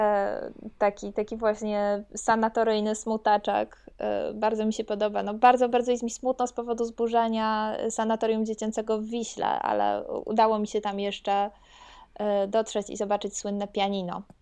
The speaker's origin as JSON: {"language": "Polish", "region": "Silesian Voivodeship", "country": "Poland", "said": "pochodzę ze Śląska"}